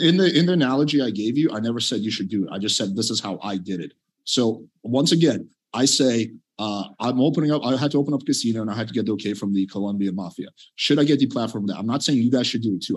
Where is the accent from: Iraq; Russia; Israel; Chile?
Russia; now in United States; I was born in Russia.